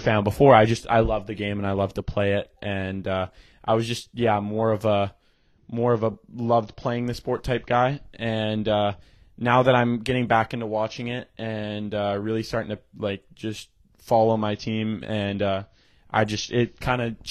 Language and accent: English; Canada; we're Canadian. It's kind of in our blood.